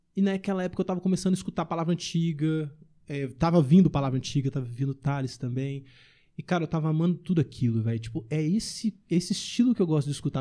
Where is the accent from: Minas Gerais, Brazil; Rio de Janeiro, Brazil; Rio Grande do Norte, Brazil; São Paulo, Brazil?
Minas Gerais, Brazil; Ibirité; do meu bairro onde eu cresci, lá em Birité